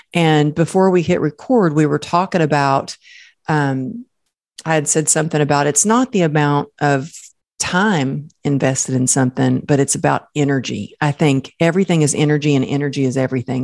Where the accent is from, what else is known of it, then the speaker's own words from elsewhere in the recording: Texas, United States; I grew up in Texas